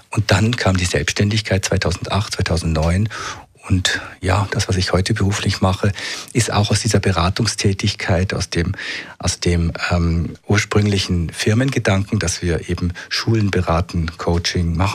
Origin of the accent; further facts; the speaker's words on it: Munich, Bavaria, Germany; born there; Nein, ich, ich bin nicht hier geboren. Ich bin in München geboren im Jahr 65, also bin jetzt 57 und ähm, habe äh, Psychologie studiert in München